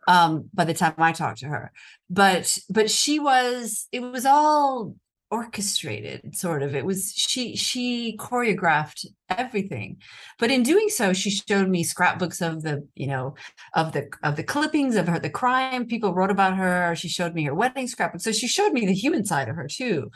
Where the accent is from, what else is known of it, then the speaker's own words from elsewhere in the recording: United States; accent: American; moved away as an adult; now in Rome, Italy; I'm an American journalist